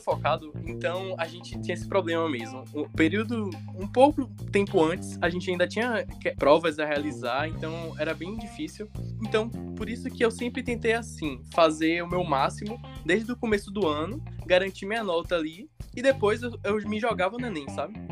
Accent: Salvador, Bahia, Brazil; Eu sou daqui de Salvador mesmo

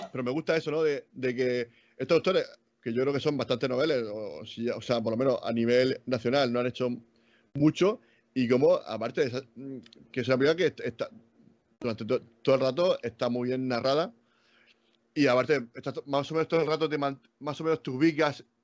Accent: Region of Murcia, Spain; y lo digo yo que yo soy murciano.

